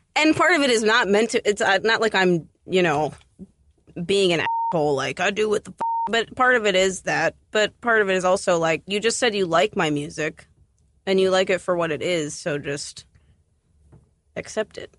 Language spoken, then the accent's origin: English; Columbus, Ohio, United States; I grew up outside of Columbus, um, on a farm. I moved to Columbus when I was fourteen